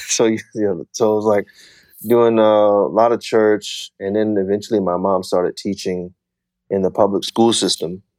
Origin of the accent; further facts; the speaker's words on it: Fort Smith, Arkansas, United States; also born or lived in Wichita Falls, Texas; I was born in Wichita Falls, Texas, and I moved to Fort Smith, Arkansas when I was about two years old